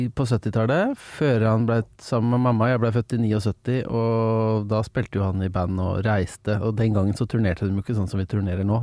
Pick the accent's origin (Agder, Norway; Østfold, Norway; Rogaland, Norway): Østfold, Norway; Engelsviken; Jeg er ja. fra Engelsviken, som er eh, en eh, forblåst knatt rett utafor Fredrikstad